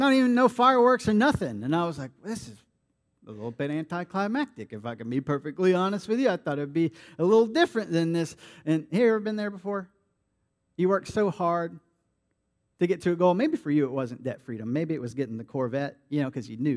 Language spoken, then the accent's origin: English; Vero Beach, Florida, United States; now in Jacksonville, United States; my hometown in Vero Beach at my home church